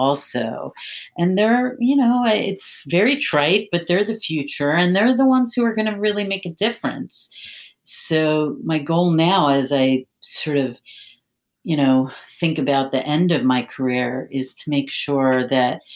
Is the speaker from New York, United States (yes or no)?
no; Philadelphia, Pennsylvania, United States; also born or lived in Maryland; now in Washington, D.C. area, United States; I was born and raised in Philadelphia